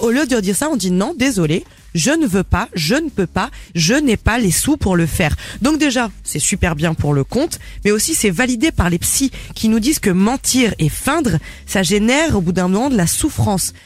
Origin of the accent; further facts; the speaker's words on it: France; chez nous en France